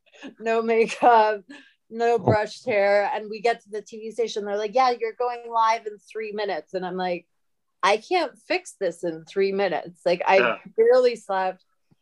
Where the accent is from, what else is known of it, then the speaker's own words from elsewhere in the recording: London, United Kingdom; also born or lived in Southern Illinois / California; now in United States; That's where I moved to Southern Illinois from London. And then I think my parents just wanted to fuck with me. That's like culture shock.